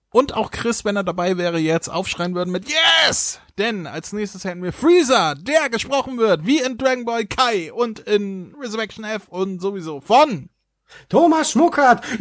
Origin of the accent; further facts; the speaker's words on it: Carinthia, Austria; Kärntenblut, die kommt aus meiner Heimat.